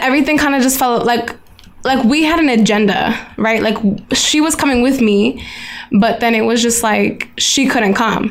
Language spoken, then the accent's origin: English; United States; me being American